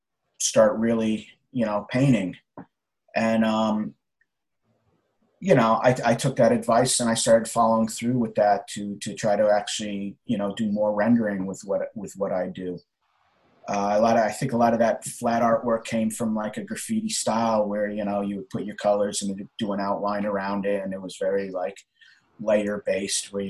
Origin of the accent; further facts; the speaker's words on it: Connecticut, United States; now in New York City, United States; I was born in Connecticut and living in New York City now